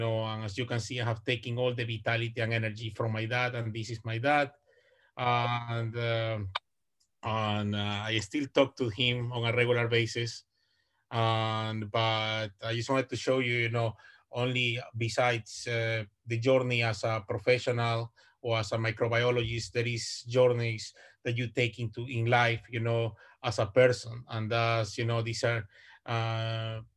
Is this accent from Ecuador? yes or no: yes; Ecuador; English is a second language; moved away as an adult; also born or lived in United States / Vancouver, Canada; now in Canada; I'm originally from Ecuador. South America, and I have been in Canada since 2011